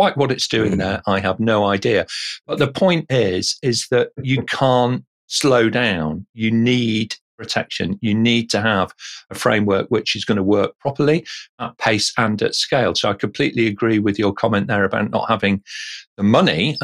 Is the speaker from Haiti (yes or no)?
no; England, United Kingdom; as an Englishman